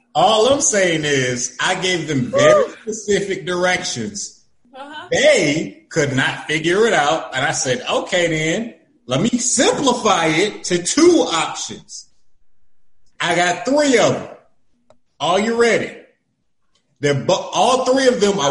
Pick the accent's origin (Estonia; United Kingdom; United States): United States; Florida; I'm from Florida, right? I'm from the middle of nowhere in Florida